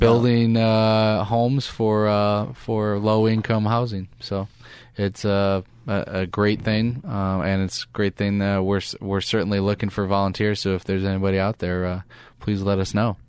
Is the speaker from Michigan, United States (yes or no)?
yes; Detroit, Michigan, United States; moved away; I grew up in Detroit